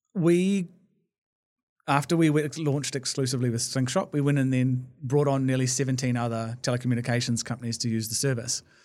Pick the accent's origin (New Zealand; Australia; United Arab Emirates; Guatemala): New Zealand; Blenheim, Marlborough; I was born in Blenheim in the South Island